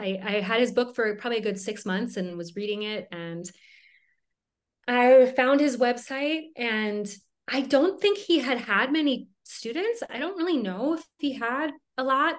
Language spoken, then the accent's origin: English; Minnesota, United States; now in Colorado, United States; I grew up in Minnesota